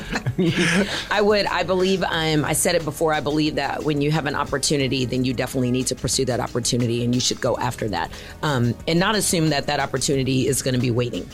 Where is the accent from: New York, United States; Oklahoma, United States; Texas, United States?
Texas, United States; Houston; I'm a Houston native